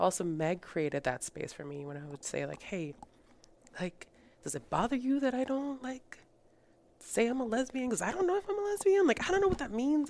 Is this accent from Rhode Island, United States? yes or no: yes; Rhode Island, United States; English is a second language; moved away as an adult; also born or lived in Colombia; now in Texas, United States; So I grew up in Rhode Island, and I'm currently living in Texas, so I've been here for the last five years.